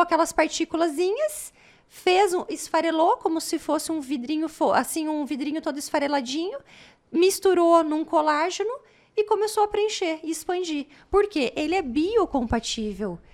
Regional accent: Paraná, Brazil; moved away as an adult; also born or lived in Pelotas, Rio Grande do Sul; Estudei, porque eu sou paranaense

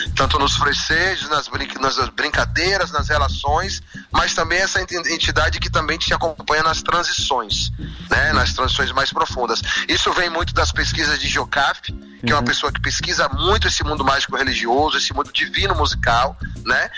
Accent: Senhor do Bonfim, Bahia, Brazil; also born or lived in Feira de Santana; eu vivi em Senhor do Bonfim, nasci em Feira de Santana, mas vivi muito a parte da minha vida em Senhor do Bonfim.

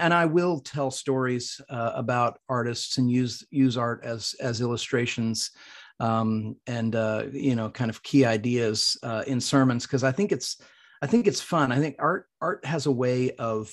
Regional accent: Midwest, United States; now in Franklin, United States; I'm a from the Midwest. It's where I grew up.

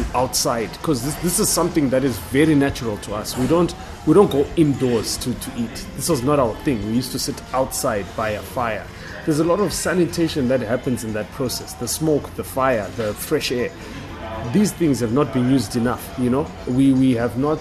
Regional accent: Bulawayo, Zimbabwe; I'm back in my hometown in Bulawayo

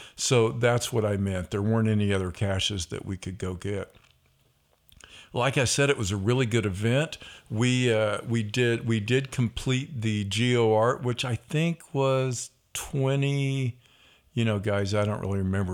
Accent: Missouri, United States; we are from Missouri

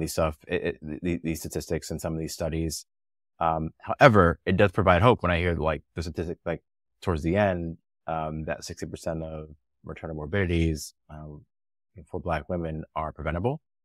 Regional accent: New Jersey, United States; moved away as an adult; also born or lived in New York / Bay Area; I grew up in New Jersey

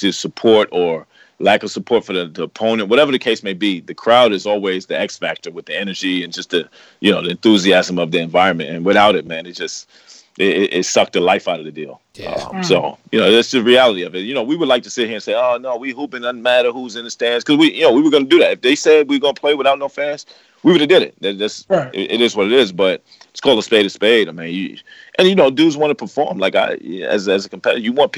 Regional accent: New York City, New York, United States; I'm from Corona

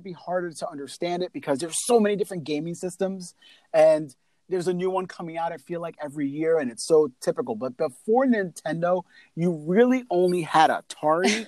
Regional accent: New York, United States; I'm from New York

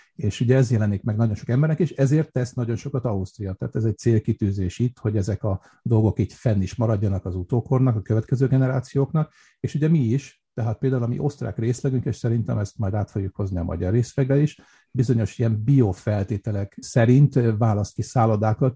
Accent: Budapest, Hungary; also born or lived in Vienna, Austria; now in Austria; mert Budapesten nőttem föl

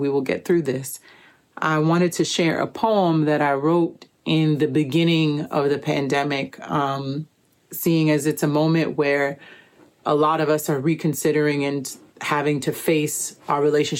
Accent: New York City, New York, United States; now in Miami, United States; I'm originally from Brooklyn, New York, and currently living in Little Haiti, Miami

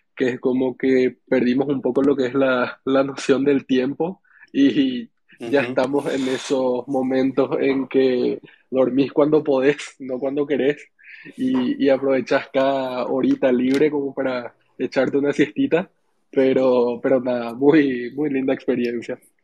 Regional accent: Paraguay; yo soy de Paraguay

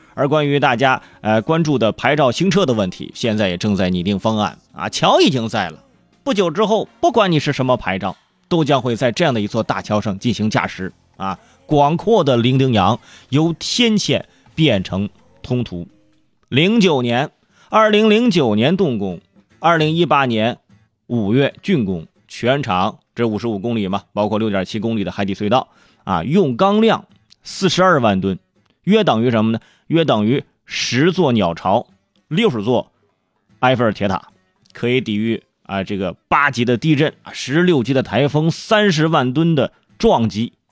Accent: Hebei, China; 还有我们河北老家，啊，赵州桥上的有个对联儿

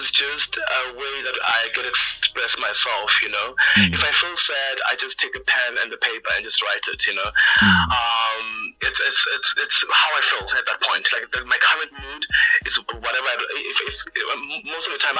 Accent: Cape Town, Western Cape, South Africa; I was born and bred in Cape Town

